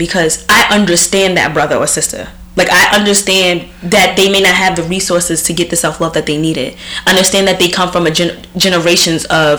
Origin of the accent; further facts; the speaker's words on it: Deep South, United States; And when growing up in the Deep South, that's what racism was.